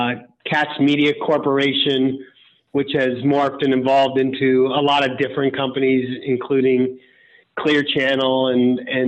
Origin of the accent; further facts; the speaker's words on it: Cleveland, Ohio, United States; moved away; also born or lived in New York City; where I grew up in Cleveland